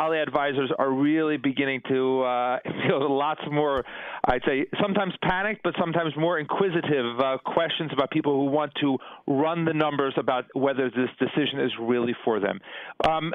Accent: New Jersey, United States; now in Israel; I grew up in New Jersey

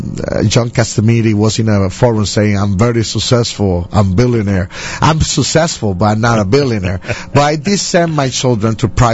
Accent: Bronx, New York, United States; born there; I was born here in the Bronx when I was born.

